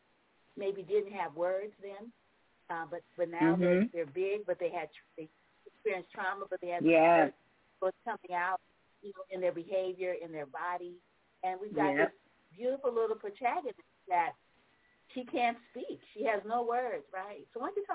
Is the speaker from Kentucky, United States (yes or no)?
no; New Orleans, Louisiana, United States; now in Bay Area, United States; I'm from New Orleans.